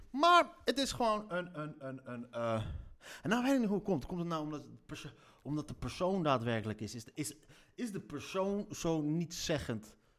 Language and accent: Dutch; Leiden, South Holland, Netherlands; accent: Leids; net als mijn Leidse accent